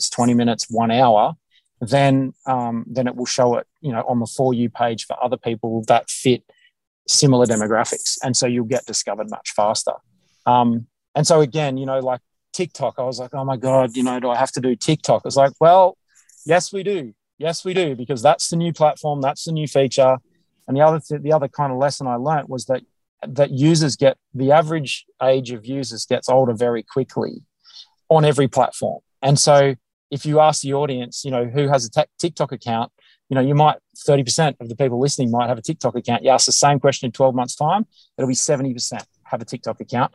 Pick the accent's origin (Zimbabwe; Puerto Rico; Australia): Australia; accent: Australian; my accent, my Australian accent